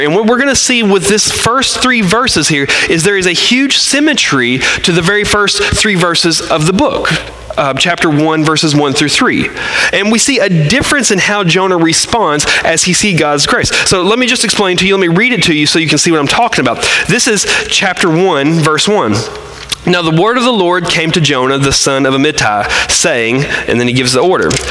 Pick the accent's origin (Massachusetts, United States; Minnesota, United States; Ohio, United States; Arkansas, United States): Arkansas, United States; we're from Arkansas